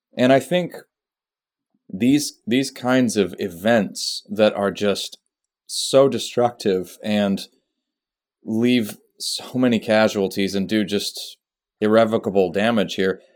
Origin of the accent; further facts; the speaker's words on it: Austria; moved away; I grew up in Austria